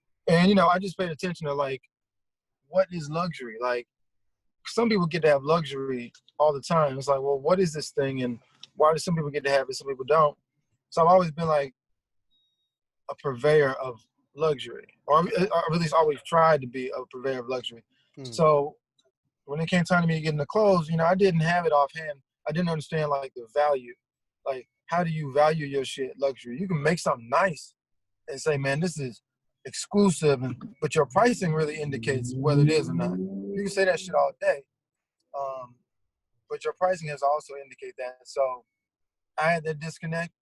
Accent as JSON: {"language": "English", "town": "Memphis", "region": "Tennessee", "country": "United States", "tie": "born or raised there", "moved": "as an adult", "lives_now": "Los Angeles, United States", "said": "I'm originally from Memphis. You know, that's pretty much where I like grew up"}